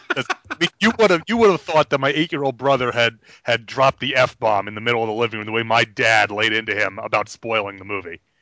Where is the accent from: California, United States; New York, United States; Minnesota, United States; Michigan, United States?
New York, United States; now in South Carolina, United States; I grew up in New York, and I, I tell people I'm here in South Carolina all the time